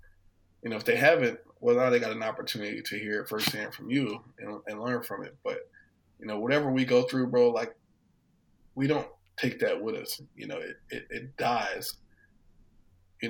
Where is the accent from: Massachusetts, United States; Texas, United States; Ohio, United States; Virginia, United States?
Virginia, United States; Hampton Roads; I grew up in Hampton Roads, Virginia